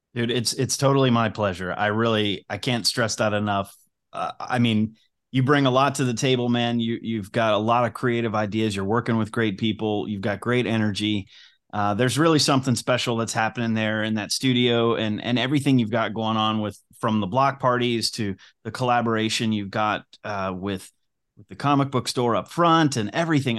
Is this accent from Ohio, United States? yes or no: yes; Cincinnati, Ohio, United States; Cincinnati, when you're a kid, feels like it's, it's the, the biggest small town